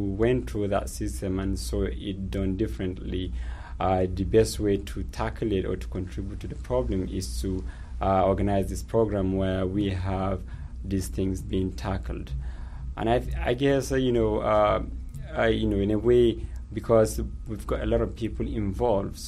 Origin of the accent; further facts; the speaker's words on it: Nigeria; moved away as an adult; also born or lived in United Kingdom; I was born and raised in Nigeria, and I went through the schooling system. And in 2011, I moved to the UK